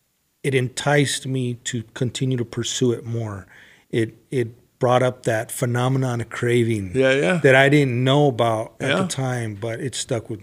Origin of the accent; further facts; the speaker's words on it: Los Angeles, California, United States; But I grew up in L.A. I was in L.A., San Gabriel Valley, Riverside, San Bernardino County. So I moved around a lot